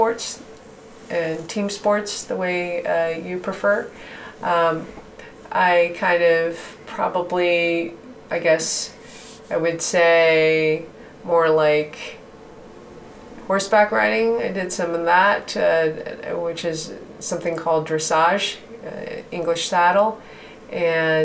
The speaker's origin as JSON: {"language": "English", "town": "Birmingham", "region": "Michigan", "country": "United States", "tie": "born or raised there", "moved": "yes", "said": "where I grew up would be the suburb of metropolitan Detroit"}